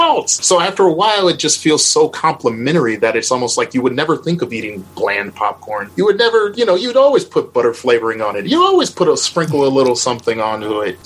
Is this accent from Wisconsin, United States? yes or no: yes; Milwaukee, Wisconsin, United States; I'm from Milwaukee, Wisconsin, which is the most segregated city in America